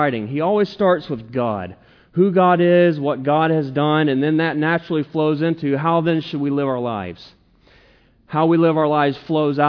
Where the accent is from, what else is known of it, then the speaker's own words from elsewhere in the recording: the South, Southern United States, United States; I'm a Southerner. I'm a Southern preacher.